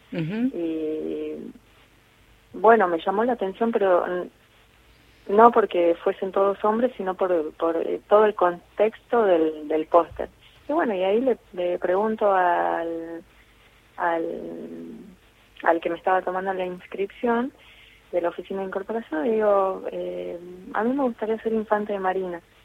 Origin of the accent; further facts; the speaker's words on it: Jujuy, Argentina; moved away as an adult; also born or lived in Buenos Aires; now in Punta Alta, Argentina; yo vengo de Jujuy